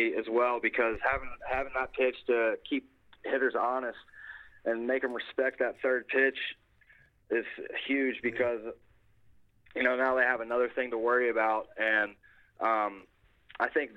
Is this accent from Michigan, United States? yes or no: no; Baton Rouge, Louisiana, United States; I'm from Baton Rouge, Louisiana